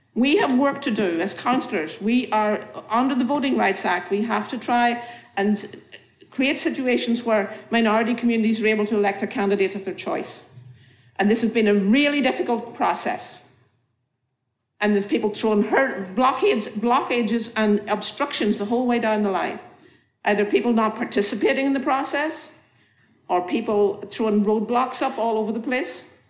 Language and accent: English; Northern Ireland, United Kingdom; moved away as an adult; now in Boston, United States; I grew up in Northern Ireland.